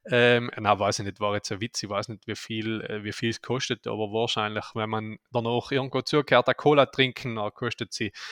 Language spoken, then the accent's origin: German; Aldein, Trentino-Alto Adige, Italy; jetzt geht es in meine Heimat, der Geopark Blätterbach in Aldein.